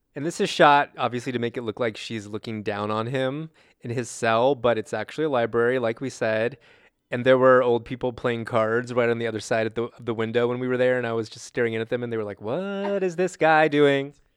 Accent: California, United States; I grew up in California

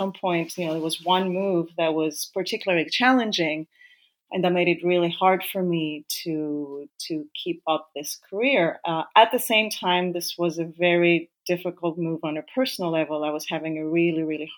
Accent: Greece; moved away as an adult; also born or lived in Africa / Vienna, Austria; now in Zurich, Switzerland; I was born in Africa, but I'm of Greek parents. So I grew up in Greece after the age of 4

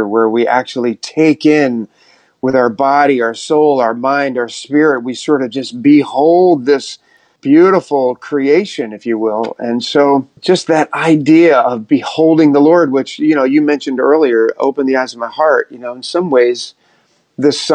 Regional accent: outside Philadelphia, New Jersey, United States; moved away as an adult; also born or lived in Texas; now in New York City, United States; we grew up right outside of Philadelphia in Jersey

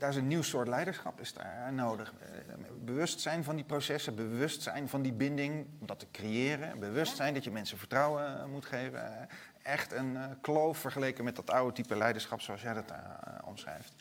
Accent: Netherlands; wij als Nederlanders een beetje nuchter zijn

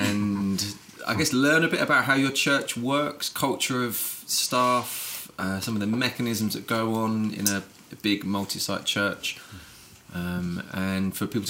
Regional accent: London, United Kingdom; I'm from London.

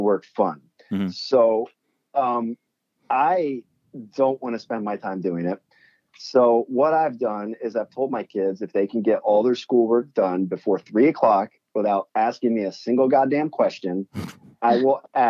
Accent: Pennsylvania, United States; now in California, United States; Pennsylvania, my home state

